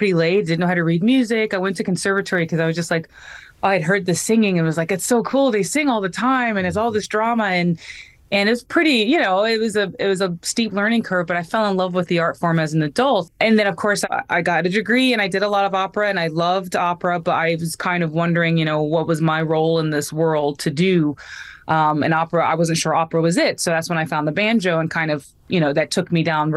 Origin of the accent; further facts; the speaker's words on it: North Carolina, United States; North Carolina, which is my home state